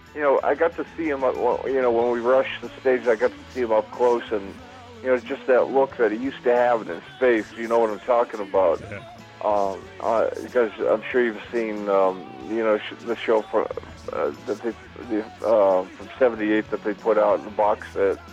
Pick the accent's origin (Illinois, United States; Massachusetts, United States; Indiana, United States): Massachusetts, United States; Boston; I'm from um, originally from Boston, Massachusetts, born and raised in Boston